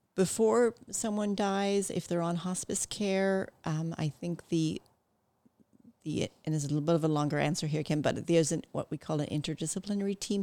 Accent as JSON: {"language": "English", "country": "Ireland", "tie": "born or raised there", "also_born_or_lived": "Canada", "moved": "yes", "said": "moving back to Ireland and growing up there"}